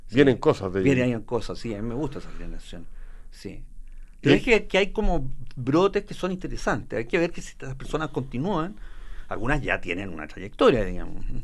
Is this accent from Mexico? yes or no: no; Maule, Chile; lo que es el lugar donde yo nací